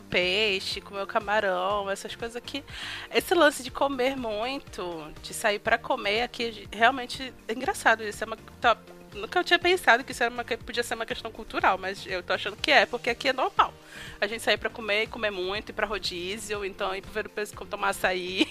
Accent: Pará, Brazil; como boa paraense, eu me afogo no açaí

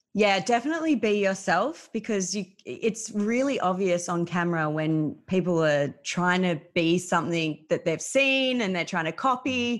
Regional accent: Melbourne, Victoria, Australia; I grew up in Melbourne. I've lived here my whole life

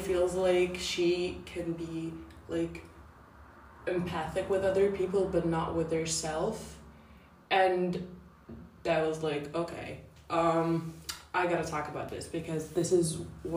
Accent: Italy; I'm 17 years old, and I am from Italy

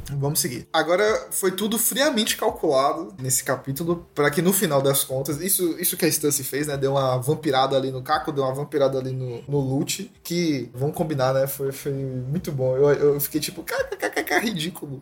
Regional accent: Salvador, Bahia, Brazil; nós três aqui somos baianos, soteropolitanos

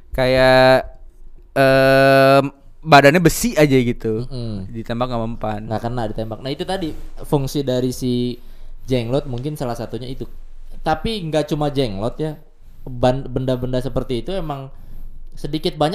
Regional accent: Java, Indonesia; yang gue tahu terakhir di di kampung gue di Jawa

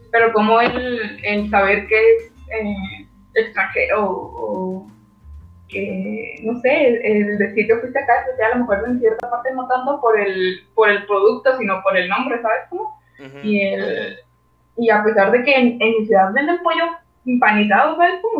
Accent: Mexico; nosotros, como mexicanos en el extranjero

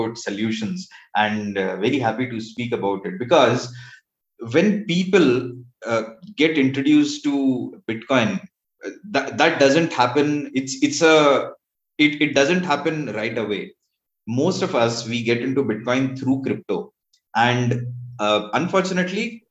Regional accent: India; I am from India, proudly so

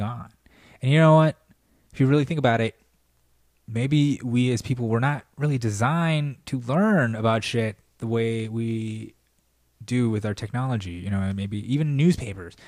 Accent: United States; being an American, being an American

